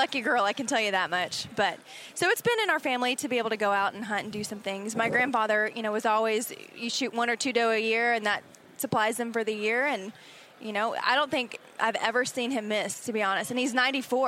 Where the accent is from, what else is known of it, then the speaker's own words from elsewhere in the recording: Texas, United States; I am originally from Texas, primarily grew up in a family that did a lot of sports